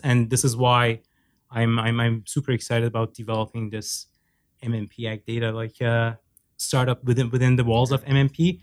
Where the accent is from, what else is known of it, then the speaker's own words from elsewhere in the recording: Iran; moved away as an adult; also born or lived in Norway; now in Canada; I have a Turkish background. I was born and raised in Iran